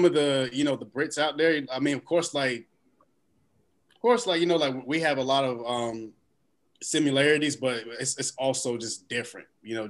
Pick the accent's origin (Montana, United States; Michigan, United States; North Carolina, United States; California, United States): North Carolina, United States; Knightdale; I am from Knightdale, North Carolina, which is outside of Raleigh.